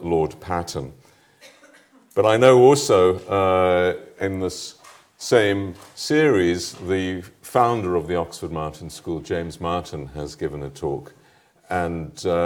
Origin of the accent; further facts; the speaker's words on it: South Africa; moved away as an adult; also born or lived in Paris; South Africans, my fellow countrymen